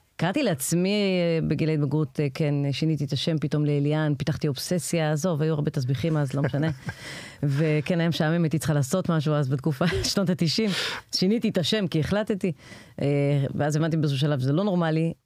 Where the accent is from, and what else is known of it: Israel